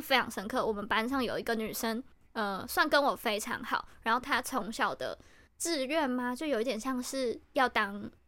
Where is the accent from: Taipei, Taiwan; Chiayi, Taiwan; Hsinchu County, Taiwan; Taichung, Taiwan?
Chiayi, Taiwan; 因为我们是嘉义的小孩嘛